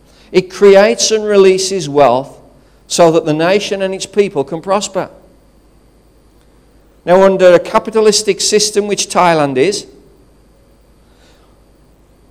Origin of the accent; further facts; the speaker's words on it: United Kingdom; I stand before you as a British citizen